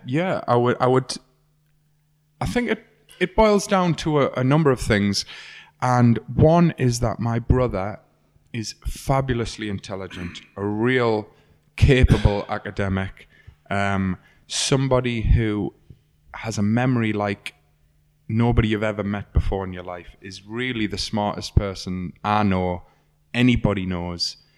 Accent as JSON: {"language": "English", "region": "North East England", "country": "United Kingdom", "tie": "born or raised there", "said": "When I was a kid, I grew up in Dean Review on a little estate that out the back of my house looks onto a woodland"}